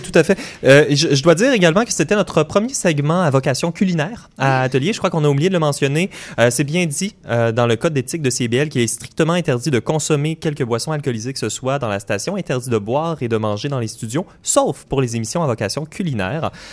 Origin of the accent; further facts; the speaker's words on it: Joliette, Quebec, Canada; On se retrouve environ une 80 personnes euh, chez nous à Joliette